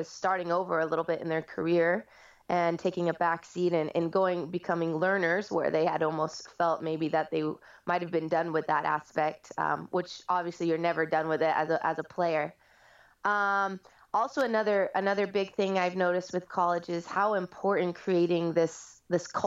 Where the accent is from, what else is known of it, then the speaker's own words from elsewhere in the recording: California, United States; moved away as an adult; also born or lived in Nashville, Tennessee; I moved out here from Nashville most recently, but I am a California native, so it's been great to be back here